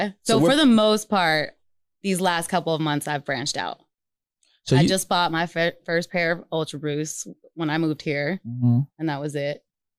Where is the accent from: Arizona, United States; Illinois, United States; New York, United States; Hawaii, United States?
Arizona, United States; Phoenix; I'm from Phoenix, but I was working in Mesa.